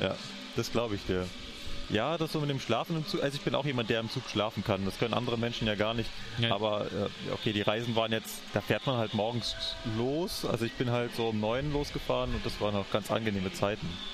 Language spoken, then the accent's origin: German; Berlin, Germany; now in Munich, Germany; meine alte Heimat gereist, nach Berlin.